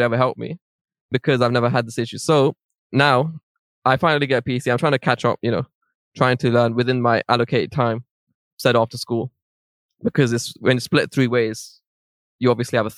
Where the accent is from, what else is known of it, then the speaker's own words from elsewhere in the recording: London, United Kingdom; I was born in Central Middlesex Hospital in Northwest London.